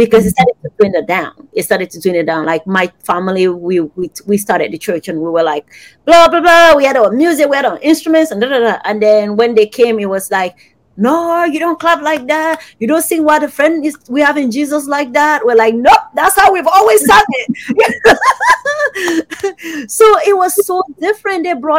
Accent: Cameroon; growing up in Cameroon, I was surrounded by missionaries.

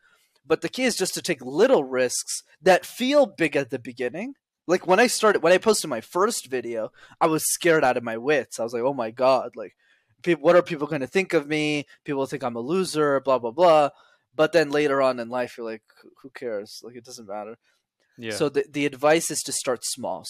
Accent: Montreal, Quebec, Canada; I grew up in Montreal in Canada

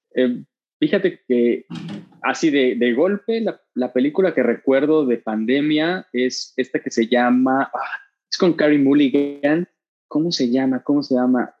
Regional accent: Veracruz, Mexico; moved away as an adult; now in Mexico City, Mexico; somos de Veracruz

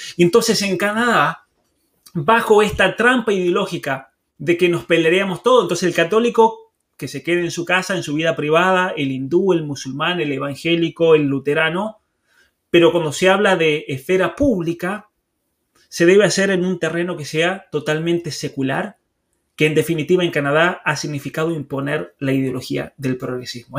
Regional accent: Argentina; yo me crié en medio del campo, en la Argentina

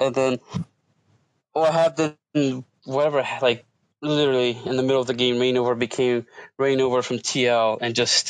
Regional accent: New York City, New York, United States; I'm a recaller. I'm from New York City.

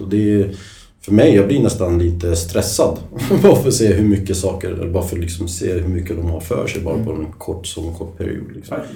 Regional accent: Stockholm, Stockholm County, Sweden; also born or lived in Libya / Serbia; jag är uppväxt i Sverige, kom hit när jag var fem

